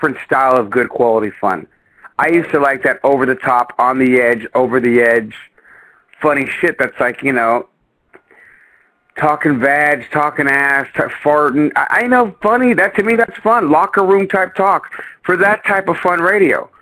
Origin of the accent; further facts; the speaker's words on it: San Jose, California, United States; I'm from the east side of San Jose, I was a hood rat growing up